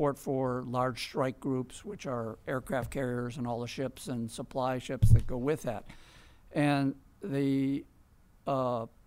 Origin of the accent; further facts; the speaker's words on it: Chicago, Illinois, United States; moved away as an adult; I am a Midwest kid, grew up in Chicago, west side